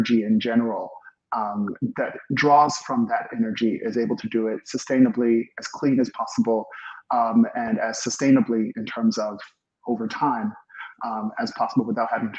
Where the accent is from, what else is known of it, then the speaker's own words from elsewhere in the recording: Chicago, Illinois, United States; moved away as an adult; also born or lived in Germany / Switzerland / East Coast; now in Silicon Valley, United States; I'm originally from Chicago, actually. I'm from the Midwest, and I studied on the East Coast